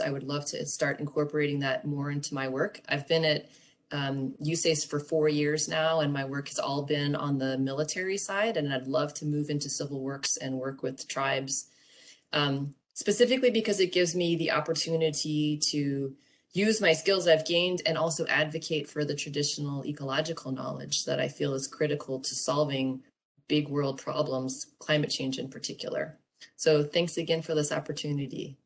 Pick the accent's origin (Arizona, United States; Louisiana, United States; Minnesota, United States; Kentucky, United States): Louisiana, United States; New Orleans; now in New Hampshire, United States; I grew up in New Orleans and um, currently live in New Hampshire